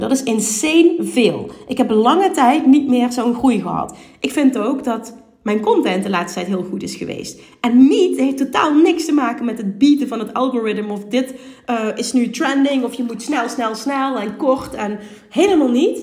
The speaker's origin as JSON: {"language": "Dutch", "region": "Limburg", "country": "Netherlands", "accent": "Limburgs", "said": "Ik ben een huppelkutje uit Limburg"}